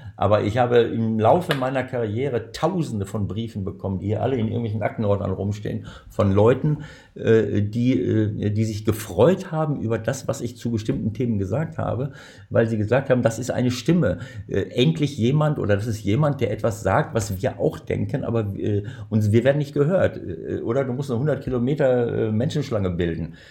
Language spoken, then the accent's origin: German; Germany; hier bei uns in Deutschland